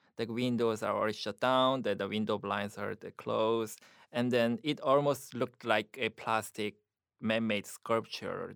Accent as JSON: {"language": "English", "country": "South Korea", "tie": "born or raised there", "also_born_or_lived": "Buffalo, United States", "second_language": "English", "moved": "as an adult", "lives_now": "United States", "said": "my Korean life in Korea"}